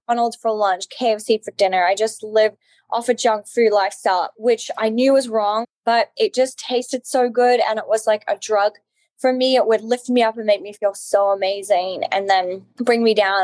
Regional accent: Alice Springs, Northern Territory, Australia; I, am Australian. I grew up in Australia. I grew up in Outback Australia, actually, in Alice Springs, which is right in the center of Australia.

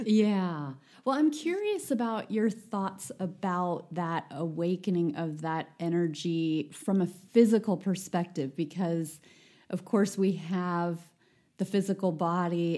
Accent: United States; as an American

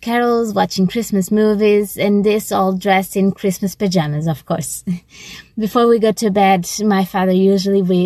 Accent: Portugal; I'm from Portugal

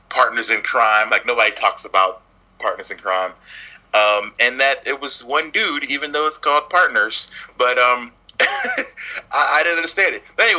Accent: Philadelphia, Pennsylvania, United States; I'm from Philly

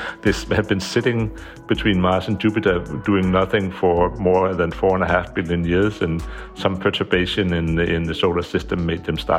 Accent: Greenland; now in Copenhagen, Denmark; I am I work at the University of Copenhagen, and I come originally from Greenland.

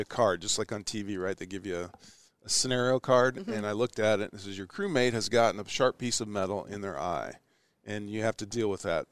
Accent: Ashland, Nebraska, United States; moved away as an adult; now in Houston, United States; growing up in Ashland

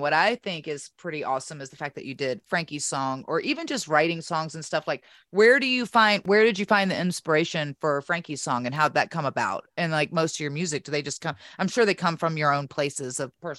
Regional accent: Virginia, United States; I'm from Virginia.

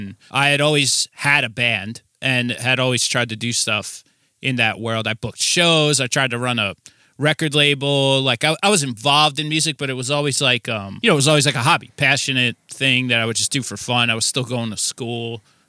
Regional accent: New Jersey, United States; I am from New Jersey, yes.

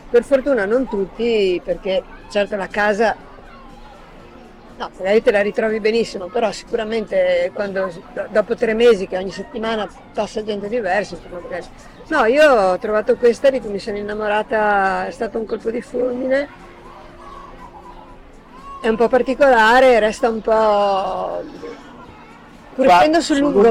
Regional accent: Milan, Lombardy, Italy; also born or lived in Venice; now in Veneto, Italy; E come sono nata a Venezia sono cresciuta a Milano.

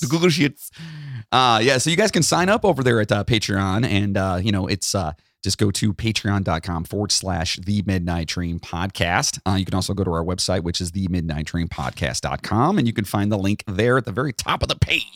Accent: Charleston, West Virginia, United States; I was born in Charleston

